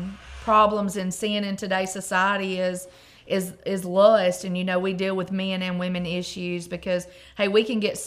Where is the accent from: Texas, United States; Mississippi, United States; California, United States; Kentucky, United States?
Mississippi, United States; Boonville; I am from Boonville.